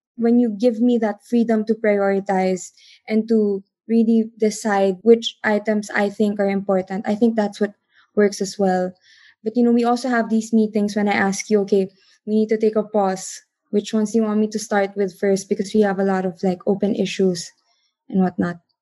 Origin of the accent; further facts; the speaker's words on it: Philippines; I am from the Philippines.